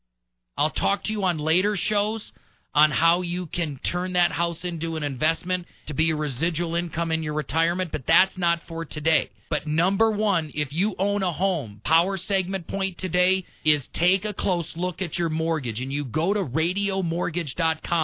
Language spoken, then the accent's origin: English; Midwest, United States; I'm from the Midwest